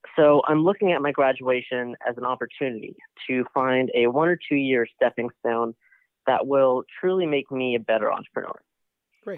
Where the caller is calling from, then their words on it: Boston, Massachusetts, United States; calling from Boston, right outside Boston